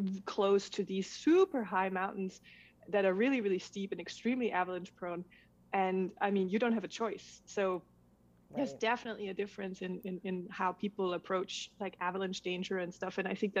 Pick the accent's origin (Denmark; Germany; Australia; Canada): Denmark; moved away as an adult; also born or lived in Switzerland; I was born in Denmark and then I eventually moved to Switzerland, where I married a Swiss man and moved to a tiny, tiny town where in the mountains